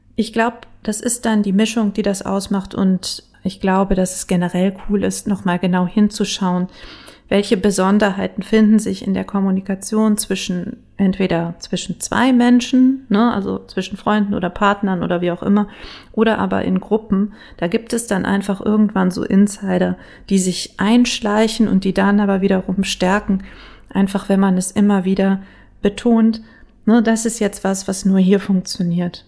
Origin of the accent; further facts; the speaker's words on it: Bielefeld, North Rhine-Westphalia, Germany; ich bin ja gebürtige Bielefelderin